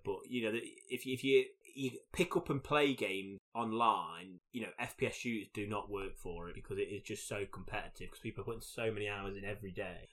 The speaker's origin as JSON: {"language": "English", "country": "United Kingdom", "said": "as a British person"}